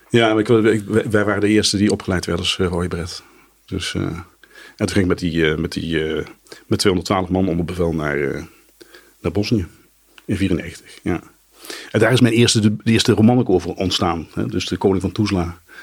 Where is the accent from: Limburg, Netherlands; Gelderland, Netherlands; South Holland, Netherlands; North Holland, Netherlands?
Gelderland, Netherlands; Nijmegen; moved away as an adult; now in Arnhem, Netherlands; Nijmegen de, mijn, mijn geboortestad was.